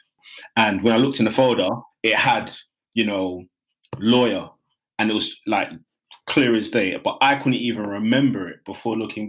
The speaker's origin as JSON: {"language": "English", "region": "London", "country": "United Kingdom", "tie": "born or raised there", "also_born_or_lived": "Nigeria", "said": "growing up in Hackney, before it was posh, before the Olympics came, there was a lot of deprivation"}